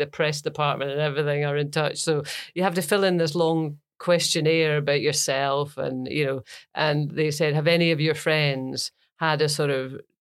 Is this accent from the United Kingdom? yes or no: yes; Scotland, United Kingdom; being Scottish